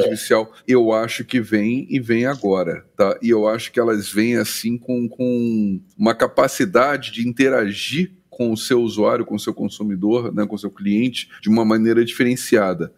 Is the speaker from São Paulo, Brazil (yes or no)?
no; Rio de Janeiro, Brazil; eu sou carioca, moro no Rio